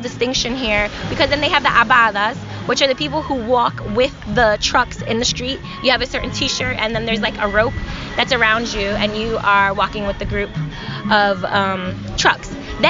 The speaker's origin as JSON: {"language": "English", "town": "New York City", "region": "New York", "country": "United States", "said": "and we're from New York."}